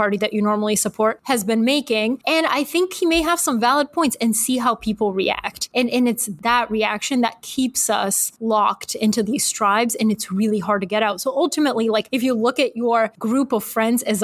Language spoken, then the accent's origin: English; Atlanta, Georgia, United States; moved away as an adult; also born or lived in Bulgaria; now in New York City, United States; We moved to Atlanta, Georgia, of all places, when I was 8. And then from Georgia, I moved to New York City as an adult.